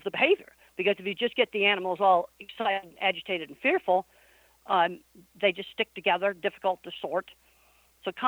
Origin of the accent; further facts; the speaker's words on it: East Coast, United States; moved away as an adult; also born or lived in Arizona; I was raised on the East Coast